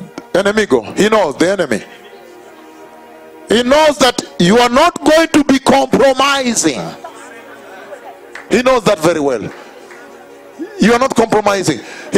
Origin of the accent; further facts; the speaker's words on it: Kenya; I am from Kenya, I have seen the latter revival that was promised in the Bible.